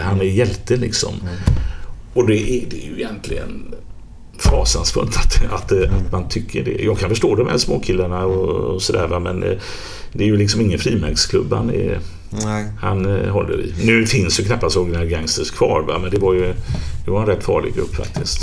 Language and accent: Swedish; Gothenburg, Västra Götaland, Sweden; när jag växte upp till exempel i Biskopsgården